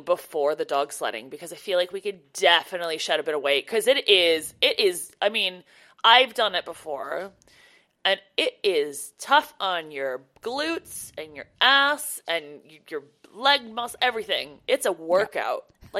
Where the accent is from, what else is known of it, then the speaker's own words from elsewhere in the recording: Canada; like, you know, growing up in Canada, obviously we know how to drive in the snow.